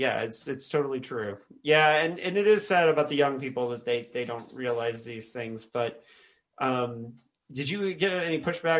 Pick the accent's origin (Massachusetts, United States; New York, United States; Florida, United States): New York, United States; as a New Yorker, like Serling is